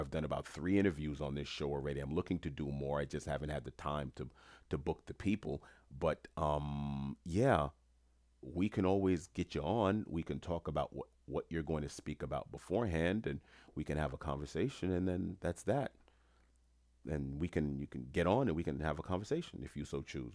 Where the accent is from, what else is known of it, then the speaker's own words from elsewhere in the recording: New York City, New York, United States; I grew up in Jamaica, Queens, New York